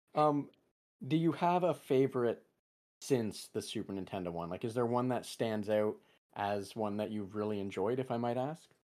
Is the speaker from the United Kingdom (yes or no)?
yes; England, United Kingdom; first language English; being English, or having English as my primary language